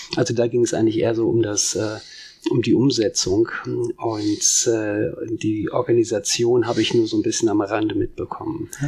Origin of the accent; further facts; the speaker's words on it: Soest, North Rhine-Westphalia, Germany; moved away; der hier geboren wurde im Marienkrankenhaus und hier auch viele, viele Bekanntschaften und Freunde hatte.